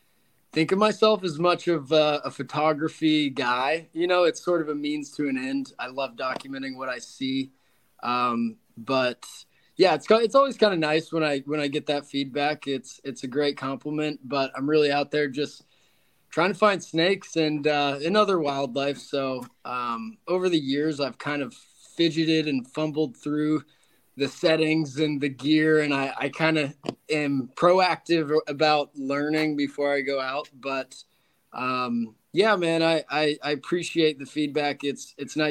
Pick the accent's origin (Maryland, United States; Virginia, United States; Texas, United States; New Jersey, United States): Texas, United States; Houston; also born or lived in Fort Worth, Texas / Las Vegas, Nevada; I was born in the Houston area, and I went to college in Fort Worth over at TCU, and then I graduated and moved to Las Vegas for about 2.5 years.